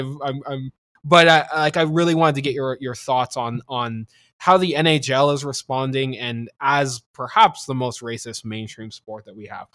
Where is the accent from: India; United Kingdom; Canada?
Canada; as a Canadian